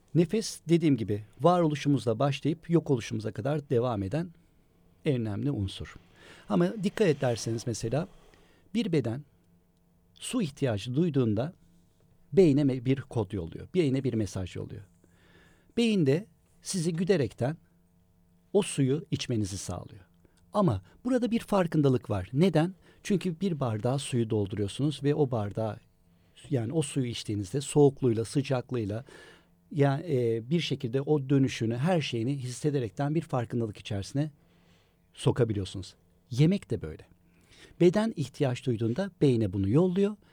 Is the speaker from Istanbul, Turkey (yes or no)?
yes; Istanbul, Turkey; İstanbul doğumluyum ben